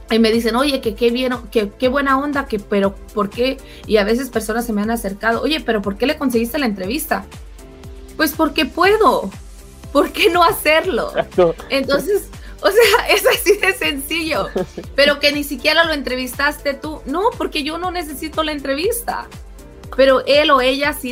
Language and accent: Spanish; California, United States; born there; A mí me ha tocado en varias ocasiones porque yo nací en California, entonces a mí mi inglés es un poco más natural.